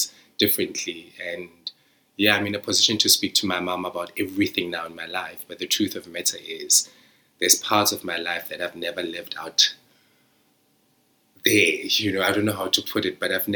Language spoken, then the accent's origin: English; Sasolburg, Free State, South Africa; now in United Kingdom; I'm living in the United Kingdom from Zamdela. Like, people in my hometown haven't left that hometown